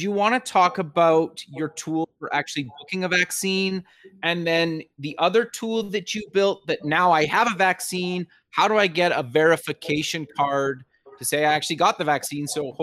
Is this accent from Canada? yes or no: yes; Canada; I'm actually Canadian, and I'm up in Canada right now